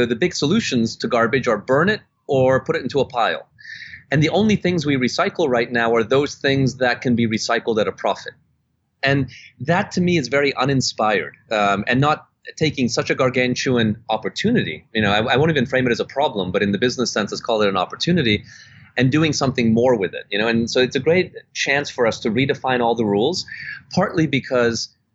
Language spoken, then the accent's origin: English; Canada; born or raised there; also born or lived in Budapest, Hungary / Germany / Netherlands